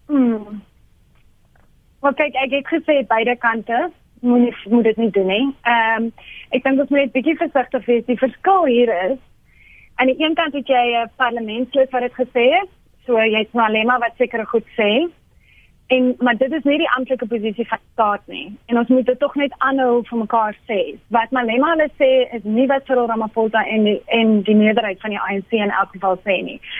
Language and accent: Afrikaans; South Africa; as Afrikaners